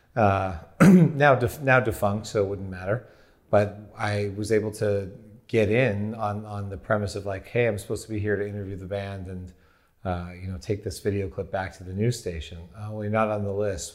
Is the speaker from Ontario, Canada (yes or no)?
yes; Windsor, Ontario, Canada; I grew up in Windsor, Ontario, Canada